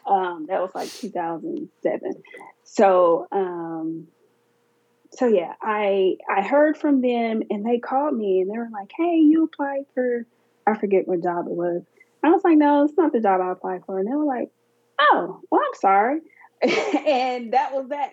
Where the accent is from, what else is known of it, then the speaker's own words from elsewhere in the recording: Alabama, United States; I'm from Alabama. So it was back in Alabama